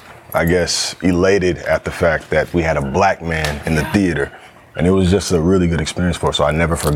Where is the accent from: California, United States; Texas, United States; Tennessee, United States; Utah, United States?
Texas, United States; Dallas; also born or lived in Austin; I grew up in Dallas.